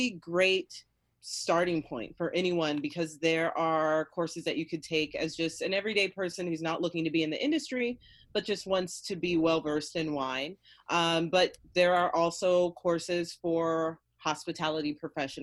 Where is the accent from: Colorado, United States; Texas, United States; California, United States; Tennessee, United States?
California, United States; Fresno; I'm from Fresno